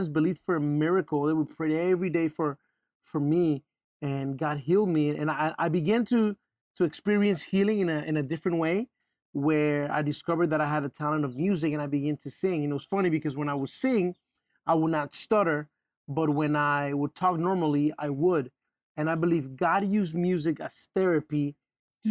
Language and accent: English; Panama; We're from Panama